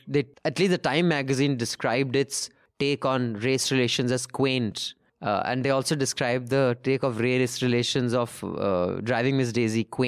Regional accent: India; I'm Indian

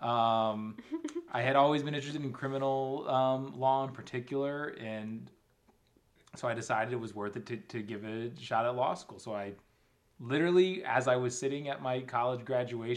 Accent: Hamden, Connecticut, United States; I'm from Hamden, Connecticut.

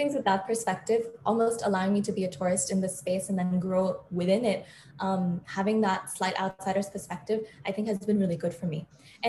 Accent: Mumbai, Maharashtra, India; also born or lived in Boston, United States; I was born in Boston, lived there till I was about 8 or 9, and then I moved to Bombay. But when I lived there, every summer I'd spend in India. And then when I lived in India, every summer I'd spend in the US.

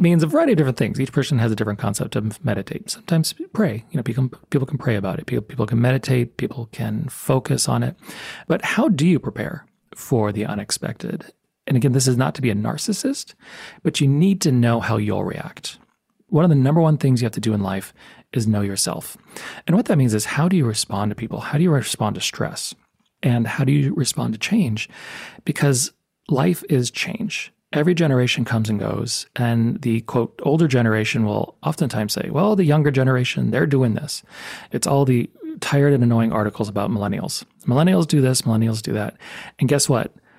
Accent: El Paso, Texas, United States; now in Tucson, United States; I grew up in El Paso, Texas.

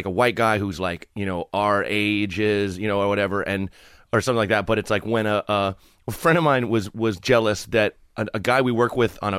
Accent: Portland, Oregon, United States; moved away as an adult; also born or lived in Purchase, New York / Chicago; I grew up in Portland, Oregon.

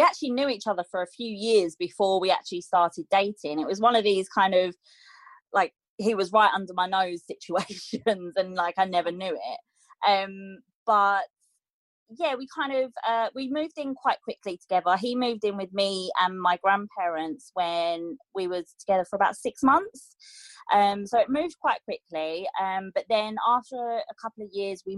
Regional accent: Essex, East of England, United Kingdom; I grew up in Essex, and I came from a split family

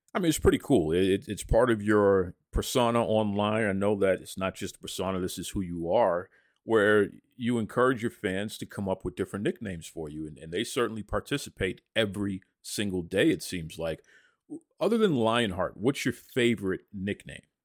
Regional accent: Boston, Massachusetts, United States; I'm legitimately born and raised in Boston, I'm originally from Dorchester, so legit Boston

